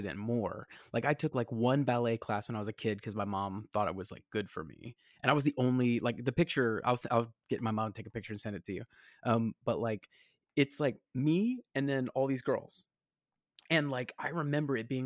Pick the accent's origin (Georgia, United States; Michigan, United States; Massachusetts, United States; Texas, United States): Georgia, United States; moved away as an adult; now in New York, United States; anytime someone said, "Where are you from?" and I said, "Georgia,"